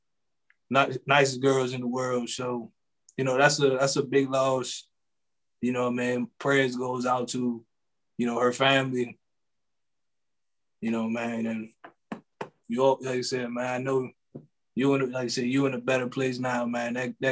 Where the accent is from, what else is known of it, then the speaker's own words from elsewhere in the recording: Seat Pleasant, Maryland, United States; I grew up in Sea Pleasant.